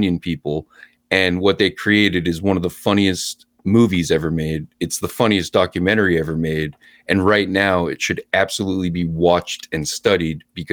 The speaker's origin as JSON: {"language": "English", "town": "Lewiston", "region": "Maine", "country": "United States", "tie": "born or raised there", "also_born_or_lived": "Portland, Maine", "said": "I grew up in Lewiston, Maine, but I went to school in Portland, Gorham, Portland, USM."}